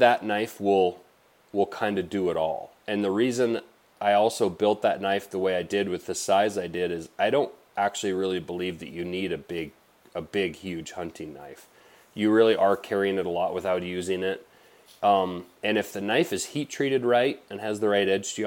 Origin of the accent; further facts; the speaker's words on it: Blackfoot River Valley, Montana, United States; I grew up in the Blackfoot River Valley here in Montana.